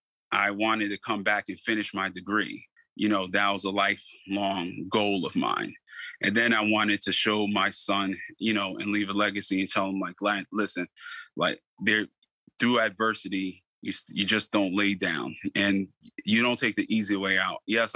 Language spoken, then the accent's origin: English; Stamford, Connecticut, United States; I'm from the community of Stanford. So I'm born and raised in Stanford.